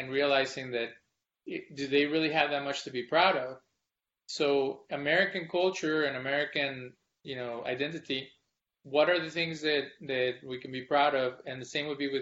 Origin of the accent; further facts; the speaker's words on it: Mexico; now in Texas, United States; I was born in Mexico